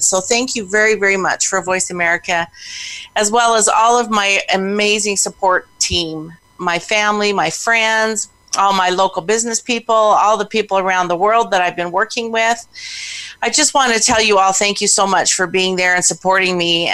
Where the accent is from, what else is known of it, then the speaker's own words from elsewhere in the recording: Pocatello, Idaho, United States; I was born and raised in Idaho